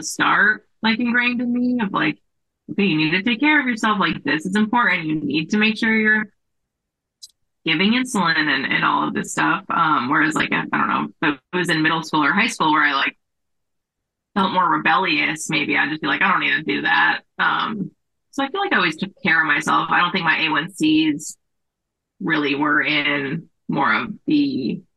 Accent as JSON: {"language": "English", "town": "Las Vegas", "region": "Nevada", "country": "United States", "tie": "born or raised there", "also_born_or_lived": "San Diego", "moved": "as an adult", "said": "I grew up in Las Vegas"}